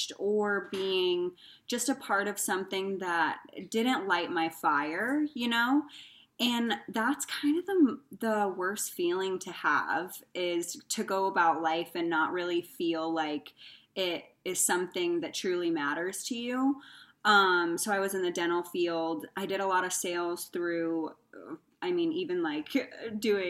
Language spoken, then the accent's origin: English; Indiana, United States; moved away as an adult; also born or lived in Arizona / California; now in Phoenix, United States; I grew up in Indiana and then I decided I wanted more opportunity, came out to Arizona